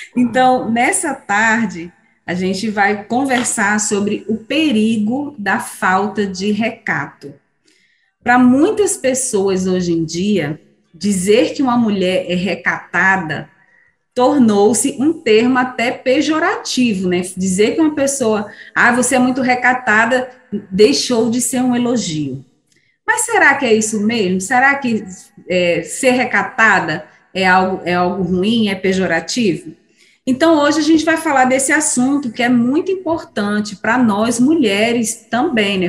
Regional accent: São Pedro da Aldeia, Rio de Janeiro, Brazil; moved away; lá de São Pedro da Aldeia, da terra de onde eu vim

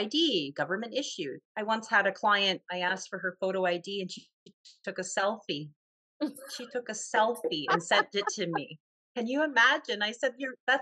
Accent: Toronto, Ontario, Canada; I'm from Toronto

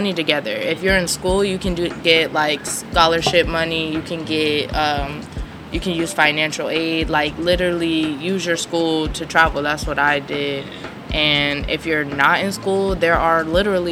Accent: Pasadena, California, United States; also born or lived in Claremont, California; I'm from Pasadena, California, City of Roses

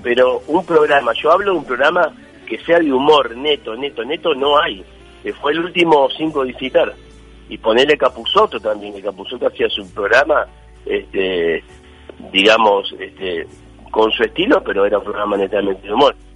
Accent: Montevideo, Uruguay; moved away; Llegué a jugar llegué a jugar en la reserva de mi club, de Racing Club de Montevideo.

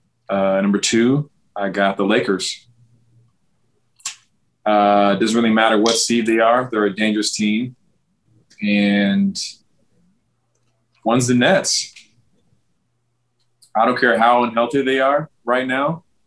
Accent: Wisconsin, United States; I'm a fan from Wisconsin

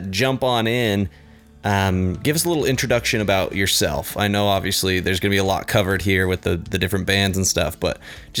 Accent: Mapleton, Utah, United States; this week we're joined by a guy from my hometown of Mapleton, Utah

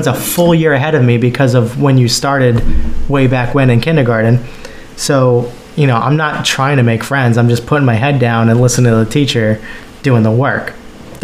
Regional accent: rural New Hampshire, United States; I graduated high school in rural New Hampshire

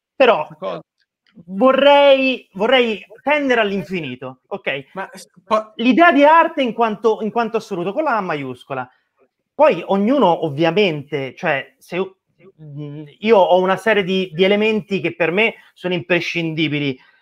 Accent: Tuscany, Italy; sono toscano

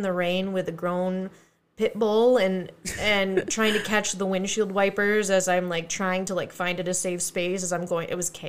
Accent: Trenton, Michigan, United States; I'm from Trenton.

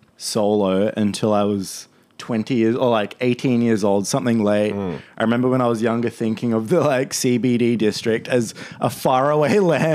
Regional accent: Penrith, New South Wales, Australia; now in Inner West, Sydney, Australia; grew up in Penrith. I was born there and I lived in a bunch of suburbs in the area, one called Erskine Park, one called Cambridge Park, mm-hmm. just off the main suburb of Penrith.

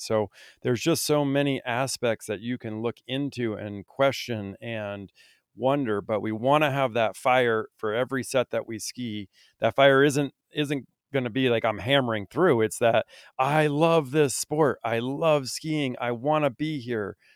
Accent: Vermont, United States; I grew up in Vermont

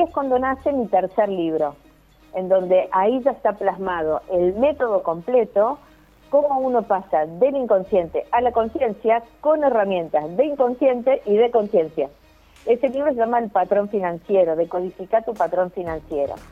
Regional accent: Córdoba, Argentina; also born or lived in Buenos Aires, Argentina; me volví a Córdoba, porque yo soy cordobesa

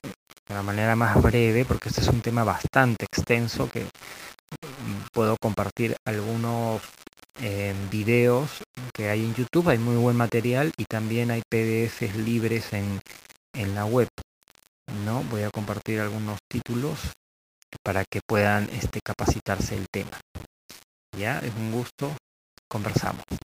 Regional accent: Peru; also born or lived in Lima; acá en mi país, ¿no? en Perú o en Lima

